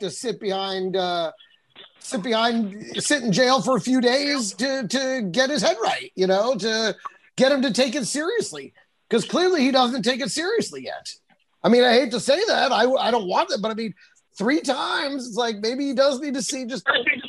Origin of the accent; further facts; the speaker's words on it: Texas, United States; I grew up in Texas